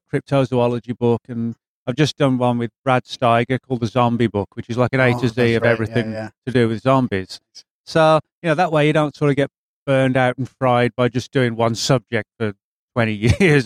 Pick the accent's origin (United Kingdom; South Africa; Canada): United Kingdom; England; now in Dallas, United States; I'm originally from England